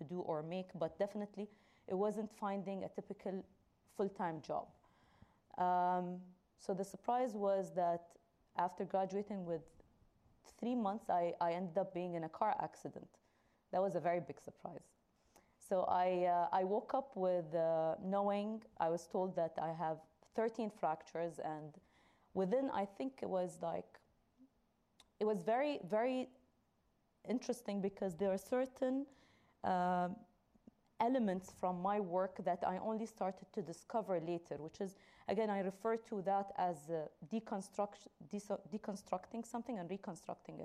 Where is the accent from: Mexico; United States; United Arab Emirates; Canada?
United Arab Emirates; Dubai; I come from Dubai, and there's a lot of construction going on all the time. So I live on the main street